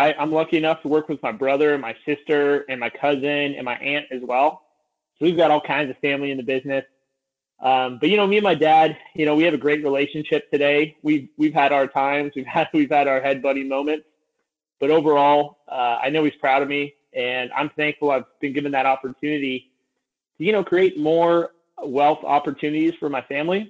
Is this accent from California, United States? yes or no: yes; Santa Cruz, California, United States; I grew up in Santa Cruz, California. I was raised on a ranch out here